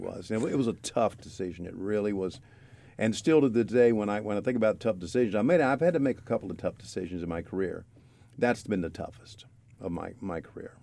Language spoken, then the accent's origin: English; Virginia, United States; I'm from Virginia